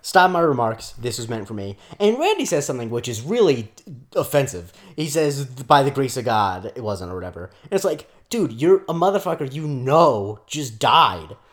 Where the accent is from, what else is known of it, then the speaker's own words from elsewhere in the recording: Florida, United States; also born or lived in Rockland County, New York; I'm from Florida